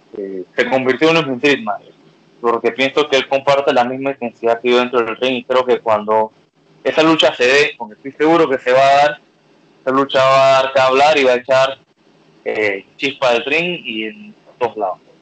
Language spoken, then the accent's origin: Spanish; Panama; como decimos en Panamá